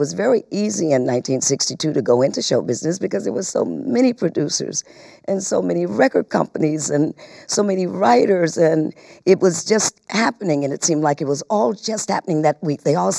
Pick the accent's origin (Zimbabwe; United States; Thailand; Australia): United States; Muskegon, Michigan; born there; Well, I was born in Muskegon, Michigan, which is Western Michigan.